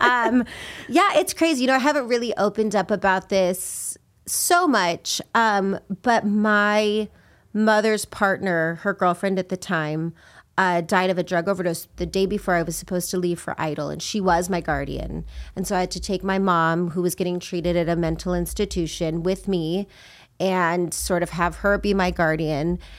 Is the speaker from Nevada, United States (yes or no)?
yes; Las Vegas, Nevada, United States; moved away; I grew up in Vegas, and, um, I grew up in a rough neighborhood